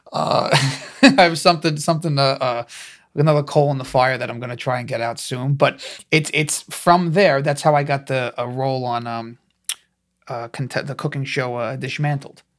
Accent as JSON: {"language": "English", "town": "New York City", "region": "New York", "country": "United States", "said": "I'm from New York, but they didn't know where Staten Island was."}